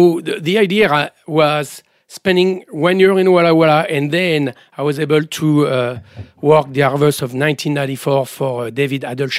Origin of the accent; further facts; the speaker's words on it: Charly-sur-Marne, Grand Est, France; I'm originally from Champagne, from the Marne Valley, a small village called Charly-sur-Marne, where my family has been a family of vignerons over there since the 17th century and more exactly 1677.